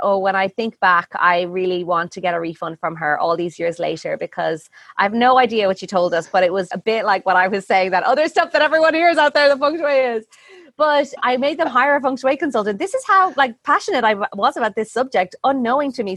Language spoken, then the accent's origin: English; Ireland; moved away as an adult; also born or lived in India; I'm Irish